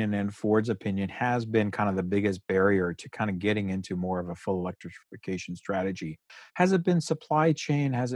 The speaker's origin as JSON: {"language": "English", "country": "Canada", "said": "we're Canadian, we're you know, living in Canada"}